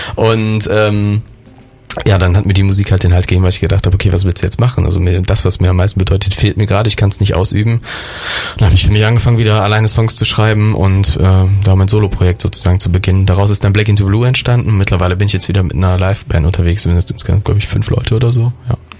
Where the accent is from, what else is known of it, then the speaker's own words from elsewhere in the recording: Derichsweiler, North Rhine-Westphalia, Germany; moved away as an adult; now in Cologne, Germany; ich bin aus meinem Heimatdorf, einem ganz, ganz kleinen Dorf zwischen äh, Düren und Aachen bin ich groß geworden.